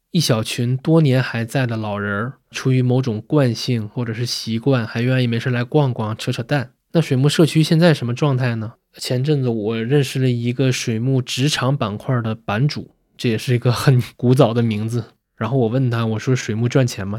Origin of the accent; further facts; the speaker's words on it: Shenyang, Liaoning, China; moved away; 严格意义上我不算小镇青年啊，我老家是沈阳的，比铁岭还大